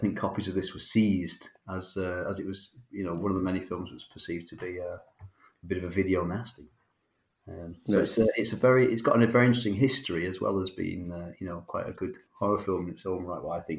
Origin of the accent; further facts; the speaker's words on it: Manchester, North West England, United Kingdom; we're all Mancunians. We're all from Manchester.